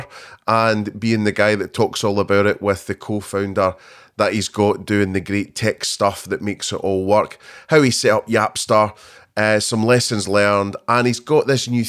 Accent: Scotland, United Kingdom; Two Scottish people

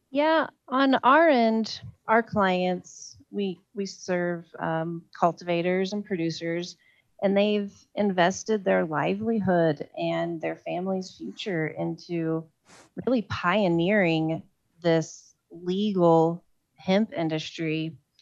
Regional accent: Oklahoma, United States; now in Colorado, United States; my home state of oklahoma

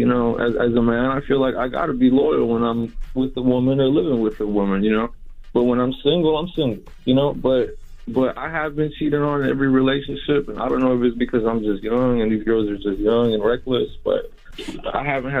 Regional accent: Houston, Texas, United States; I'm from Houston.

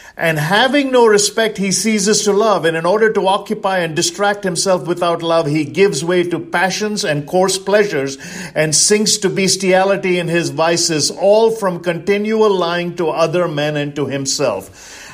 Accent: India; now in United States; I'm originally from India. That makes me an Indian

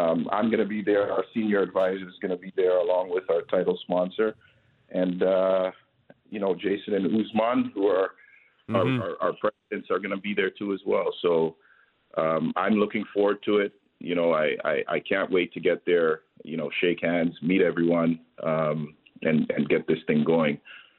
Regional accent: Toronto, Ontario, Canada; I grew up in Toronto. I represented Canada on the junior national team.

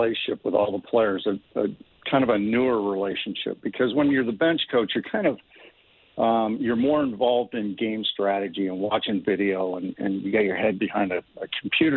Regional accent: Corunna, Ontario, Canada; also born or lived in Sarnia, Ontario; I grew up in Corunna, Ontario

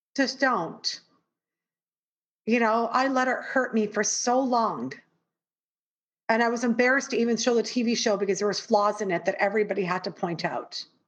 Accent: Toronto, Ontario, Canada; moved away as an adult; now in New York, United States; being raised in the most multicultural city in the world toronto and then living in New York

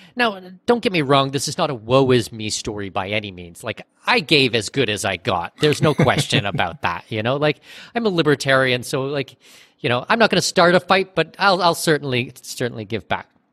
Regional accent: Southwestern Ontario, Canada; moved away as an adult; now in Panama; I'm Canadian. I was born in Southwestern Ontario

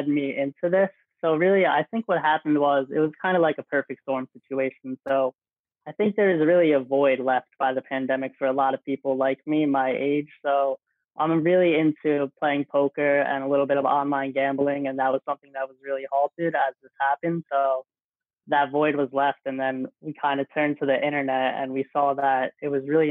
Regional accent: Old Bridge, New Jersey, United States; I'm from Old Bridge, New Jersey, a small town in Jersey

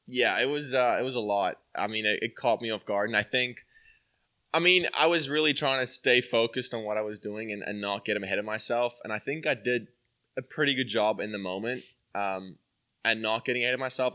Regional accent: South Africa; moved away as an adult; now in Atlanta, United States; grew up from a small beach, beach town, um, and, uh, obviously it was really, it still is very golf orientated. So I'm, like, a little Pinehurst in South Africa where I'm from

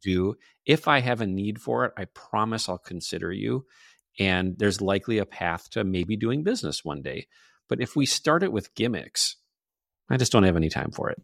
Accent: northern Minnesota, United States; accent: Midwestern; also born or lived in Superior, Wisconsin; I'm from a small town in northern Minnesota. If you detected a, a little bit of an accent, I can't deny it. It's there. I'm Midwestern through and through

